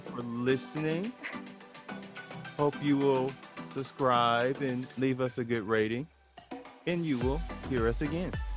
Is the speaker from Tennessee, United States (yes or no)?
yes; Memphis, Tennessee, United States; I grew up in Memphis